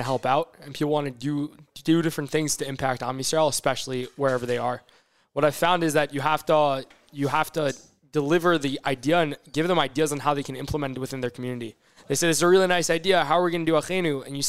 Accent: Fair Lawn, New Jersey, United States; Fairlawn, New Jersey.

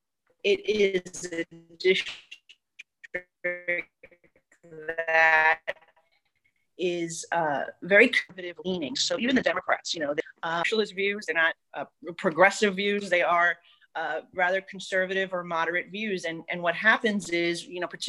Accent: New York City, New York, United States; being that we're from New York City

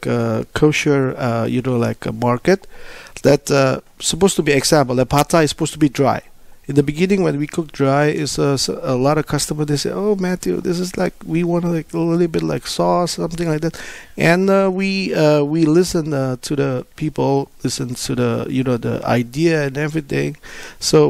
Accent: Indonesia; moved away; I'm from Indonesia

